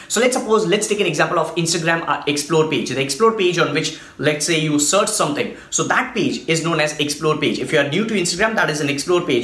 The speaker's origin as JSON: {"language": "English", "country": "India", "said": "I'm from India"}